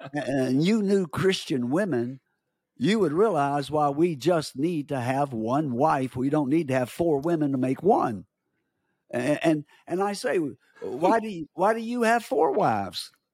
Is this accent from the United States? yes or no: yes; United States; I'm from America